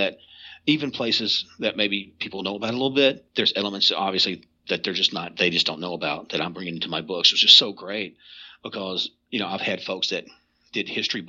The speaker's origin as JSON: {"language": "English", "region": "Kentucky", "country": "United States", "said": "well, I'm from Eastern Kentucky, I don't want to just read one about over here out west"}